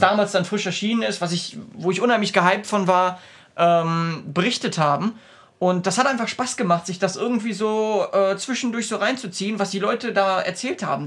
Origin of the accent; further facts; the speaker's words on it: Essen, North Rhine-Westphalia, Germany; now in Cologne, Germany; ich komme aus Essen gebürtig, ähm, habe da bis zu Beginn meiner Ausbildung, die ich mit 19 ungefähr angefangen habe, mit 18 angefangen habe, äh, gelebt.